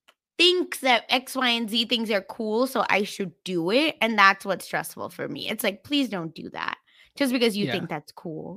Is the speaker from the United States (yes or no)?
no; Mumbai, Maharashtra, India; like I'm from Mumbai, which is like a more cosmopolitan city